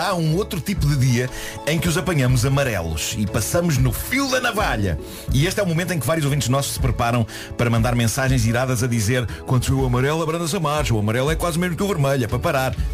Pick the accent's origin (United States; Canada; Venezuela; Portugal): Portugal; Vila do Conde, Norte; os bolos da minha infância em Vila do Conde